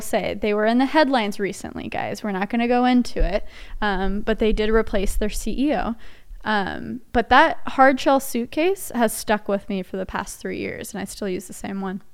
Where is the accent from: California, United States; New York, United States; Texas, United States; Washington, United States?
Texas, United States; Dallas; also born or lived in Nashville; I'm born and raised in Dallas, and then I moved to Nashville for only nine months